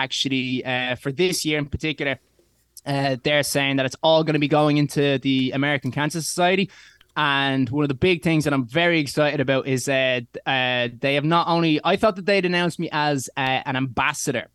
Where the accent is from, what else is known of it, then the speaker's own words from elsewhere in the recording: Ireland; I'm from Ireland